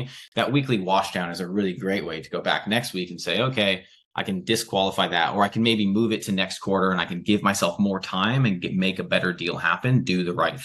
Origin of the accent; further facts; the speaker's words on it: United States; now in United Kingdom; as an American.